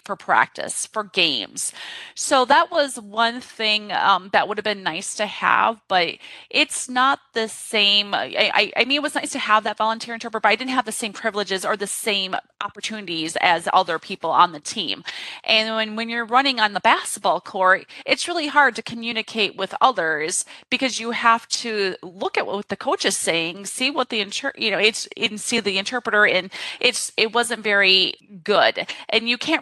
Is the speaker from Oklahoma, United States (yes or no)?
no; Corpus Christi, Texas, United States; I grew up in Corpus Christi, Texas